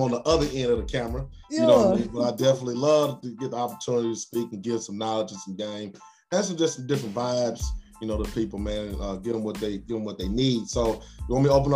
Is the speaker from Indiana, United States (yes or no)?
yes; Indianapolis, Indiana, United States; born or raised there; also born or lived in College Park, Atlanta, Georgia